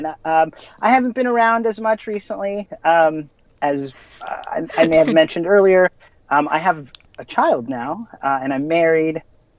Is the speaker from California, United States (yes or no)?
yes; Los Angeles, California, United States; I'm a local Angeleno, born and raised in Los Angeles